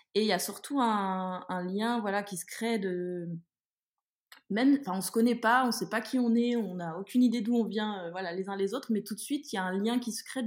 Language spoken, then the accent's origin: French; France; moi je suis française en France